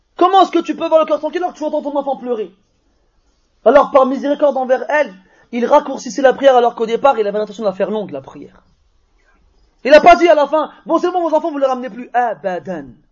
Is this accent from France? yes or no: yes; France; on est des Français, on est né ici, on est formaté ici.